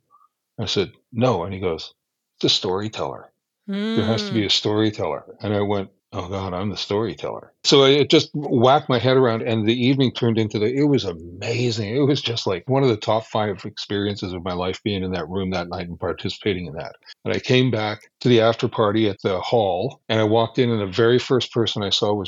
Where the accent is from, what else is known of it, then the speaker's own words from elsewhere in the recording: Alberta, Canada; I'm from Alberta. I'm unfortunately unilingual.